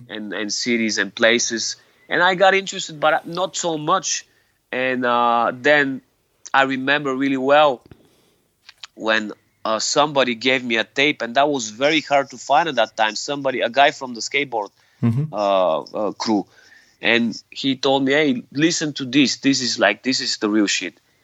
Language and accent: English; Sofia, Sofia City, Bulgaria; I was born and raised in in Sofia, mm-hmm. the capital of Bulgaria.